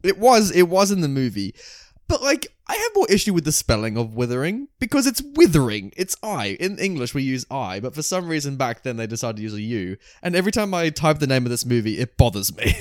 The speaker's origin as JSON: {"language": "English", "country": "Australia", "said": "this makes me so happy to be an Aussie"}